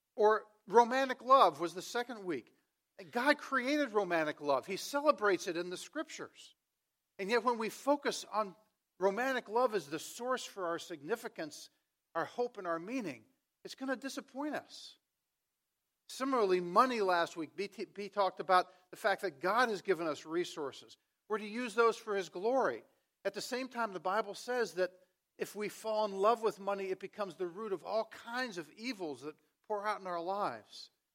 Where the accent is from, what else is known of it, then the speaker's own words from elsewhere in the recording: Washington, District of Columbia, United States; I grew up in Washington, D C